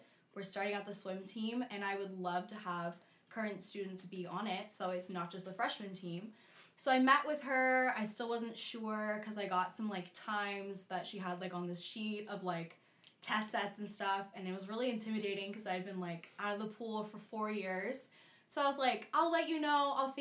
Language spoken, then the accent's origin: English; Orange County, California, United States; I am from Orange County, California